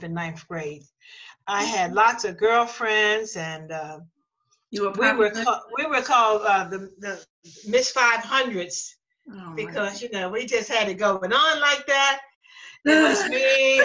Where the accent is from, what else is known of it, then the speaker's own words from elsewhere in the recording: Lutherville, Cockeysville, Maryland, United States; we came from Lutherville, Cockeysville